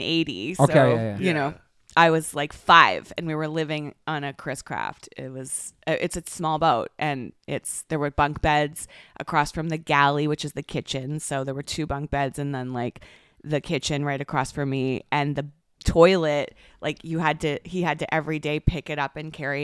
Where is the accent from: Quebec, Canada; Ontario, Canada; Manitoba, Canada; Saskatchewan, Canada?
Ontario, Canada; Toronto; Yes. In the Toronto Harbor.